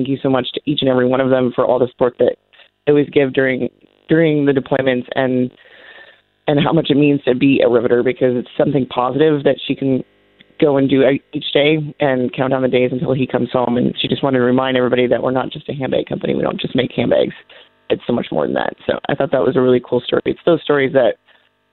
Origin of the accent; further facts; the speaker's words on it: Montana, United States; I'm from Montana